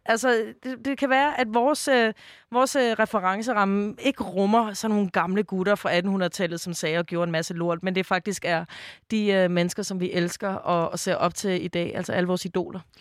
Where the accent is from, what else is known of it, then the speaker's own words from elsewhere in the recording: Copenhagen, Capital Region of Denmark, Denmark; jeg er jo fra Islands Brygge i København